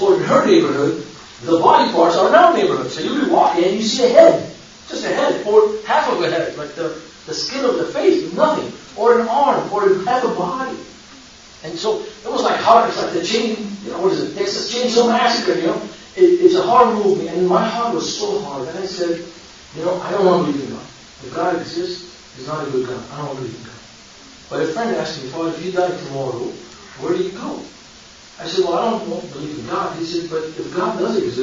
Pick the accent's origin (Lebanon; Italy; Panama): Lebanon; Beirut, Beirut Governorate; now in United States; I was born and raised in Beirut, Lebanon